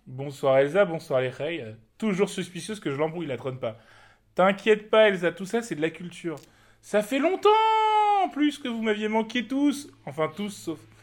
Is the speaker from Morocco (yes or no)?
yes; Morocco; en tant que Marocain